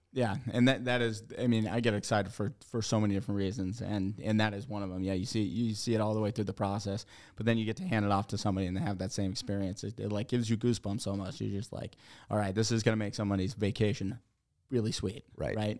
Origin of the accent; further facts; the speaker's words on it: Stratton, Vermont, United States; I grew up in Vermont my whole life. I grew up in the Stratton area